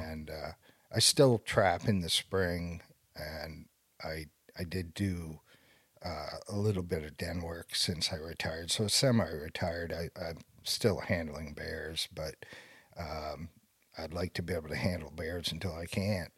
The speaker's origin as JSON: {"language": "English", "region": "Maine", "country": "United States", "tie": "born or raised there", "said": "I was born and raised here in Maine"}